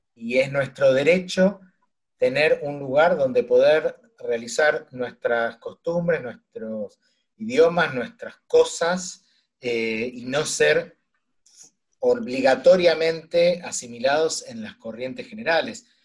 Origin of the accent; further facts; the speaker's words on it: Argentina; me siento muy argentino